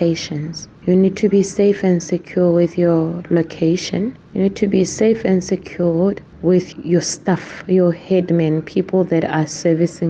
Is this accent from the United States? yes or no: no; Rustenburg, North West, South Africa; I'm born and bred in the Northwest in the area called Rustenburg